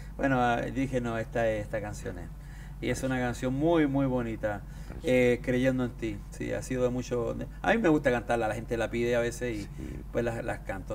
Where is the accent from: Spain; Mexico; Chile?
Chile; Yo soy andino de Chile